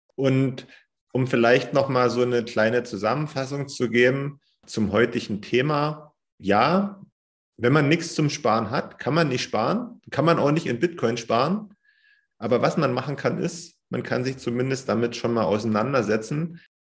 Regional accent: Germany; bei uns in Deutschland

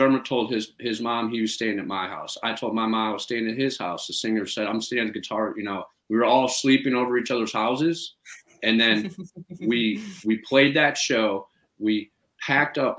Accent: Cleveland, Ohio, United States; moved away; also born or lived in Chicago; I grew up in Cleveland.

